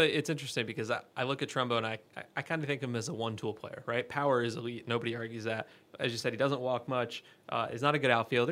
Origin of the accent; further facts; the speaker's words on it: New York, United States; I'm a New Yorker